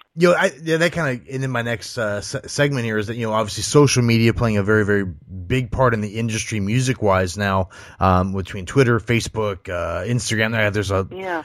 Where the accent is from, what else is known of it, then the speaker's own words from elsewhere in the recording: Ohio, United States; moved away as an adult; now in Nashville, United States; I, I originally grew up in Ohio, so uh, I'm, I'm a I'm a Midwest guy